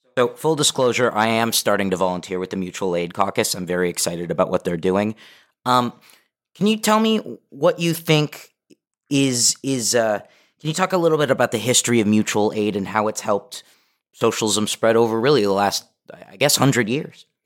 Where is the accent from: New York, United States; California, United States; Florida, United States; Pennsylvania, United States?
California, United States; Los Angeles; I'm local, I'm from the Valley, I grew up here